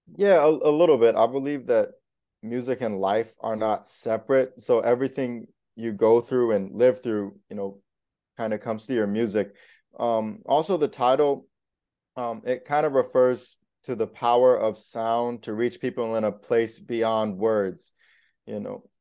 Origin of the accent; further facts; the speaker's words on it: South Florida, United States; also born or lived in Indiana; now in New York City, United States; I grew up in South Florida, but I was born in Indiana